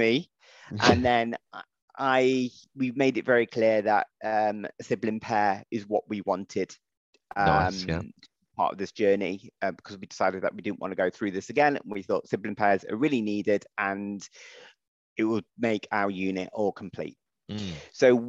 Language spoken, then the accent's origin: English; United Kingdom; I'm white British